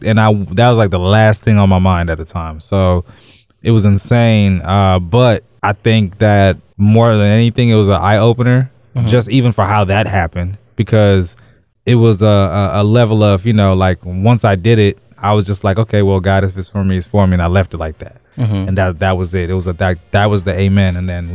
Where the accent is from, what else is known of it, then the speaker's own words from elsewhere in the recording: Zimbabwe; moved away; also born or lived in England / Los Angeles / Texas / Massachusetts; I'm originally from Zimbabwe. That's a little bit above South Africa. Well, kind of right above South Africa.